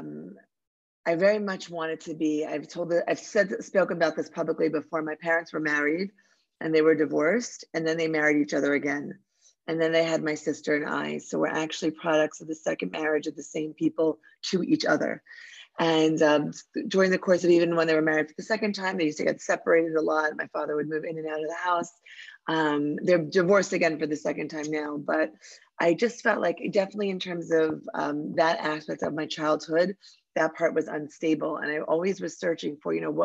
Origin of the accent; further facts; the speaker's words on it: Philadelphia, Pennsylvania, United States; moved away as an adult; also born or lived in New York City; now in Israel; I'm from Philadelphia, and I grew up in a suburb of Philadelphia